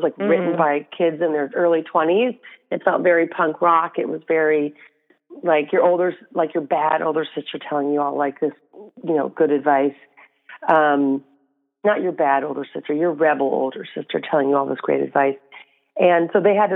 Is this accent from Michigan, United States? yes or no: yes; Flint, Michigan, United States; moved away as an adult; also born or lived in New York; I'm from Flint, Michigan